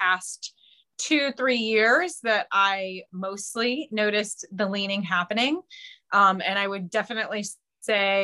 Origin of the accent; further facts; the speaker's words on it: Northwest Ohio, United States; I was born and raised in Northwest Ohio, which is very much on the border of Michigan